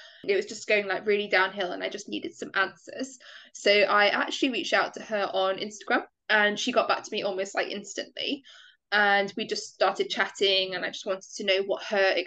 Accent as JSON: {"language": "English", "country": "United Kingdom", "said": "I'm from the United Kingdom."}